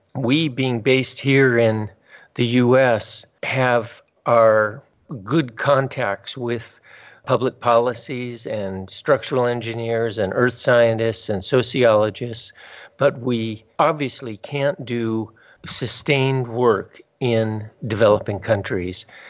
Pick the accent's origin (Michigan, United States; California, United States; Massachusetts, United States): California, United States; Southern; also born or lived in Tajikistan; I grew up in Southern California